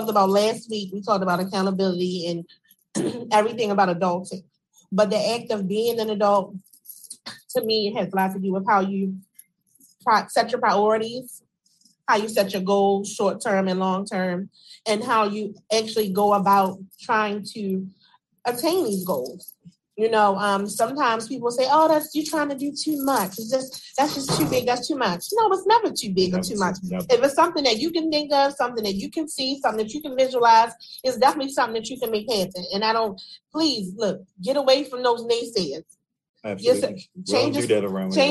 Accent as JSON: {"language": "English", "town": "Baltimore", "region": "Maryland", "country": "United States", "tie": "born or raised there", "said": "as a woman, growing up in the Park Heights area, from the top to the bottom"}